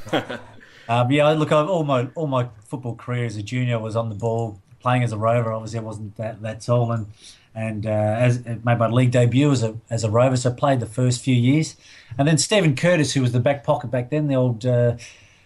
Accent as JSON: {"language": "English", "town": "Adelaide", "region": "South Australia", "country": "Australia", "tie": "born or raised there", "said": "I grew up in the Rosewater area"}